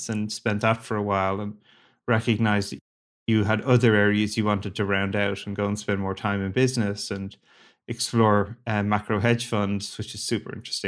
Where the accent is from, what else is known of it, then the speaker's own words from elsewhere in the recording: Ireland; moved away; I grew up in Ireland, a small little country